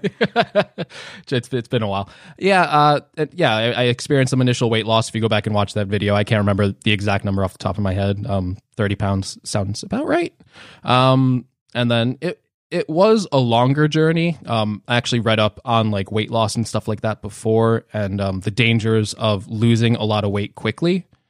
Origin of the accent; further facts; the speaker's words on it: New Jersey, United States; I'm from New Jersey